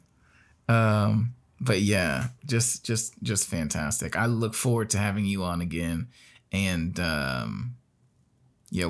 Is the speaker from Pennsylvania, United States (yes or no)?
no; Gary, Indiana, United States; When I was in Gary, Indiana, which is where I started, where I grew up, that's my hometown